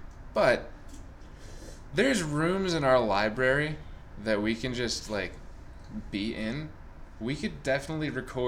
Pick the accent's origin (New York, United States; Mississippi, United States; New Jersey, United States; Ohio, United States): New York, United States; Suffern; by our house growing up in New York.